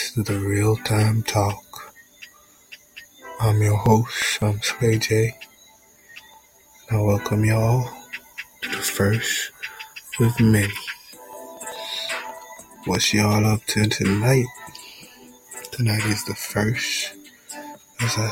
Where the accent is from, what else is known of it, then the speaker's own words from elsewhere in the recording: Jamaica; I'm from Jamaica. That's where I was born and raised